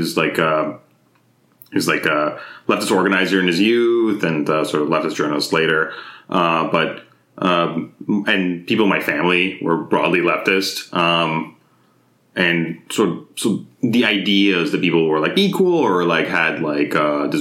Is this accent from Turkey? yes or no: yes; Izmir, Turkey; also born or lived in Mississippi / Orange County, California; now in United States; So growing up in Turkey, I was like growing up in Izmir, which is like a city on the western coast of Turkey